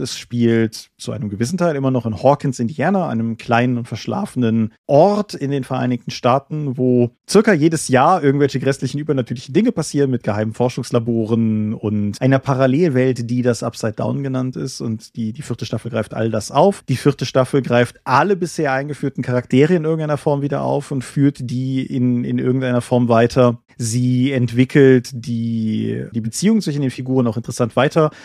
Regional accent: Germany; bei uns in Deutschland

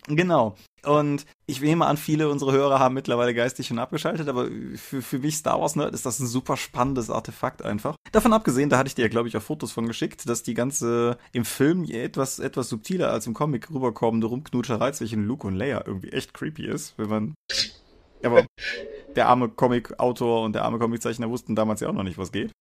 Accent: Rhineland, Germany; als Rheinländer

